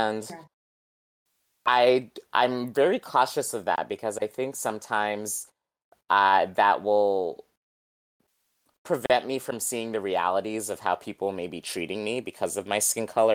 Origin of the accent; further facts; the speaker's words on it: New England, United States; I grew up in New England